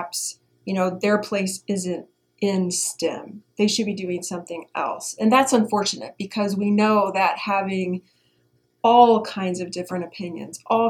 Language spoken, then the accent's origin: English; Indiana, United States; So I'm from Indiana. I'm from the Midwest, and I grew up playing all kinds of sports